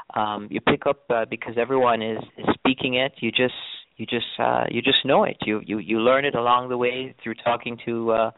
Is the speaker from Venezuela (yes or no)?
no; Jamaica; accent: Jamaican; I mean, you may not notice my Jamaican accent, but it comes out every now and then. I try to tone it down a bit so that you will understand me. But if I'm in Jamaica, I tend to go right into it